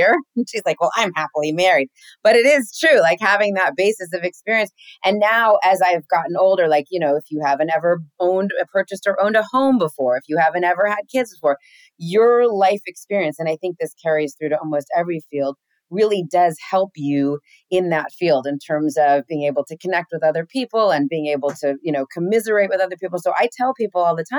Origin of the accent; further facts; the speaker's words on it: Los Angeles, California, United States; first language English; I'm from here. My folks are from here